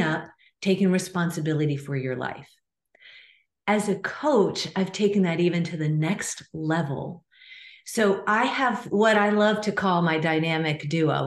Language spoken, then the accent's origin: English; Nebraska, United States; I grew up in a small town in the middle of Nebraska, 25,000 people.